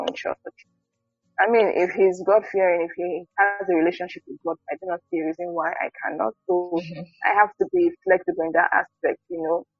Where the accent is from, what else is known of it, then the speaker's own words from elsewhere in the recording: Delta, Nigeria; I'm from Delta State, and I'm currently living in Nigeria